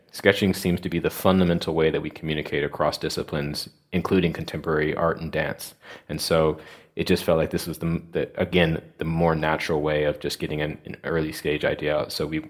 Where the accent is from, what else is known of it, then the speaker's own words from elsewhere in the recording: United States; moved away as an adult; now in London, United Kingdom; So we both were from the United States. I'm from the United States.